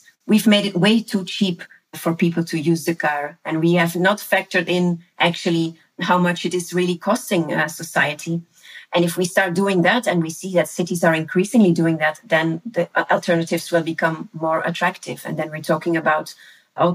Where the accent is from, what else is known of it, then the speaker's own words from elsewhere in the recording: Leuven, Flanders, Belgium; my hometown, which is the city of Leuven here uh-huh. in Belgium.